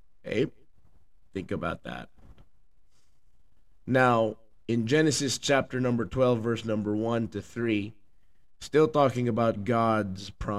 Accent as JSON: {"language": "English", "country": "Philippines", "moved": "yes", "lives_now": "United States", "said": "I'm from the Philippines"}